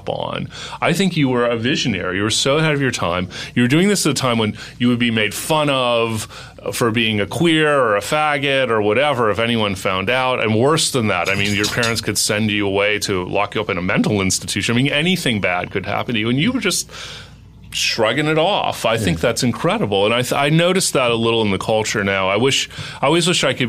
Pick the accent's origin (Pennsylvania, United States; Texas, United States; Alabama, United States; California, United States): California, United States; Los Angeles; moved away as an adult; also born or lived in New York; I moved from New York to Los Angeles a few years ago, even though I'm an LA native